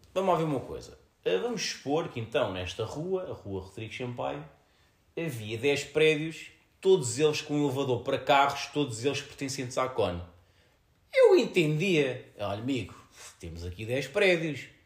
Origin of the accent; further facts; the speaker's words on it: Fernão Ferro, Setúbal, Portugal; sou de Fernão Ferro